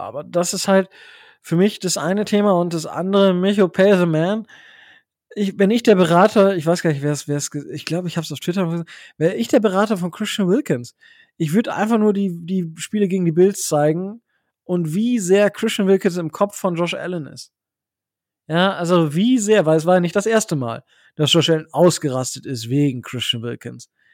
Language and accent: German; Osnabrück Land, Lower Saxony, Germany; born or raised there